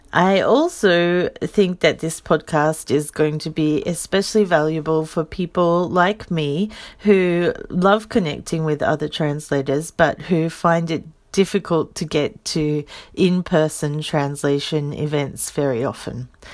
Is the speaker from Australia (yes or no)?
yes; Australia; moved away as an adult; now in Saitama, Japan; I'm an Australian. I live in Saitama. I've been in Japan for a little over sixteen years.